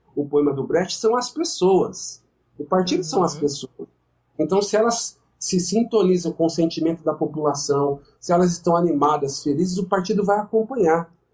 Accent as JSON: {"language": "Portuguese", "region": "São Paulo", "country": "Brazil", "said": "sou de São Paulo, eu conheço de perto São Paulo"}